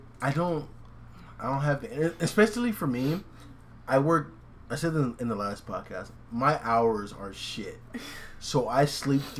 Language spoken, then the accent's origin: English; Riverside, California, United States; I'm from Riverside. I'm born and raised, so I've never been in snow